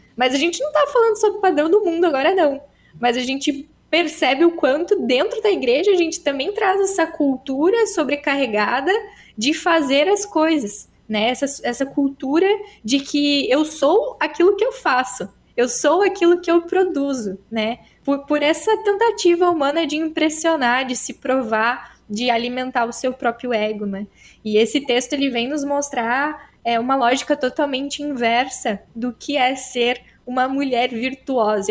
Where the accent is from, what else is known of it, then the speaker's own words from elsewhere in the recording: Timbó, Santa Catarina, Brazil; accent: mixed Catarinense and Gaúcho; estou falando de Santa Catarina, mais precisamente na região de Timbó, fica do ladinho de Blumenau. Mas a gente tem uma certa influência do Rio Grande, então meu sotaque é um pouco misturado, assim, né? Um pouco Catarina, com um pouco de Rio Grande também.